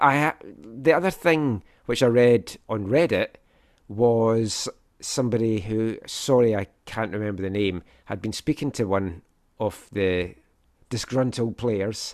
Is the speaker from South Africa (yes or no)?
no; St Andrews, Scotland, United Kingdom; moved away as an adult; now in Vancouver, Canada; I'm from Fife, born in Saint Andrews, Saint Andrews home of golf, used to go and watch the, the golf there